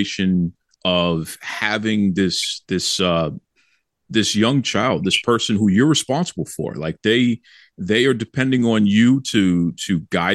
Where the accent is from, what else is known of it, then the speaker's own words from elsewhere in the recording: Boston, Massachusetts, United States; I'm a Bostonian. I'm born and raised in Dorchester originally